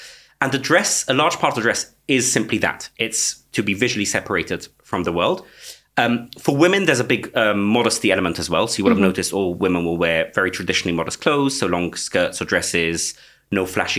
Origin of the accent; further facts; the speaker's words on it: London, United Kingdom; Stamford Hill, in London, in Britain, groups calling themselves after Eastern European villages. Okay, so I grew up in the Satmar sect.